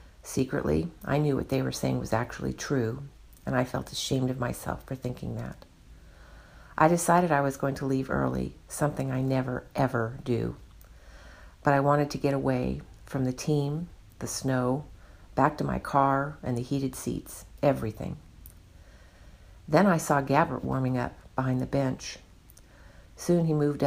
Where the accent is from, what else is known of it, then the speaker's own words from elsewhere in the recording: San Francisco Bay Area, California, United States; moved away as an adult; also born or lived in Chicago; now in London, United Kingdom / Chicago, United States; born and raised in the San Francisco Bay Area